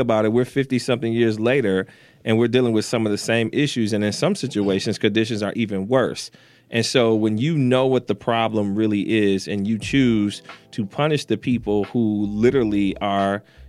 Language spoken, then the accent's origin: English; Detroit, Michigan, United States; I'm from the East Side, Sixth and Gratiot.